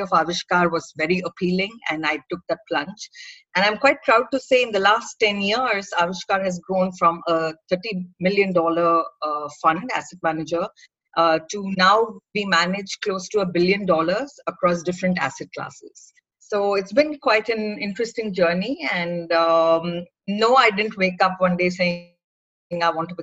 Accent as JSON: {"language": "English", "town": "Bangalore", "region": "Karnataka", "country": "India", "said": "I'm from Bangalore"}